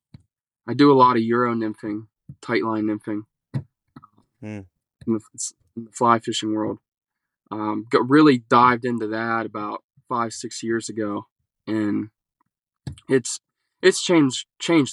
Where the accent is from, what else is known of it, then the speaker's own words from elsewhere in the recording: Clearfield County, North Central Pennsylvania, United States; I'm from North Central PA, Clearfield County